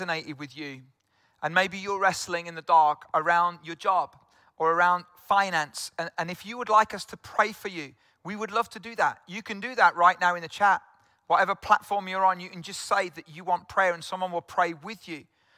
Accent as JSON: {"language": "English", "region": "South Wales", "country": "United Kingdom", "moved": "yes", "said": "I'm from South Wales originally"}